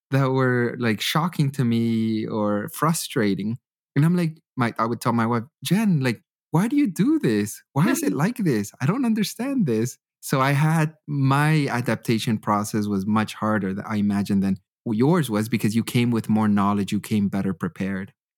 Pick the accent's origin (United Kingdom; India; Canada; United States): Canada; moved away as an adult; now in Germany; I grew up in Canada my entire life